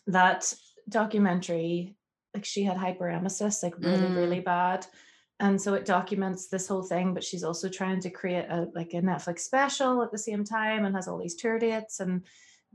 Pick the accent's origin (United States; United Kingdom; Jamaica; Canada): United Kingdom; Northern Ireland; I'm from Northern Ireland.